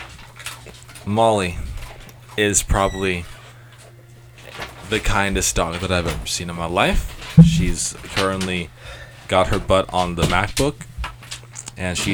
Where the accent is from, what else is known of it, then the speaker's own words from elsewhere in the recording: Long Beach, California, United States; I was born in Long Beach.